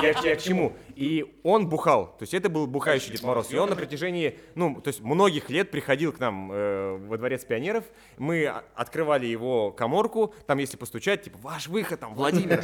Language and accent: Russian; Tomsk, Tomsk Oblast, Russia; я из Томска